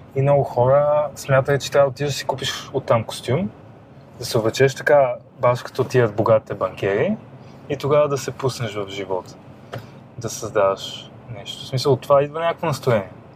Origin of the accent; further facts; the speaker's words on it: Sofia, Sofia City, Bulgaria; аз съм израснал на Пиротска, там има много втори потеви